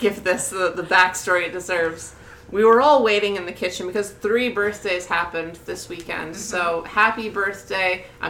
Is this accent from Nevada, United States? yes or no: no; New Jersey, United States; I'm from New Jersey.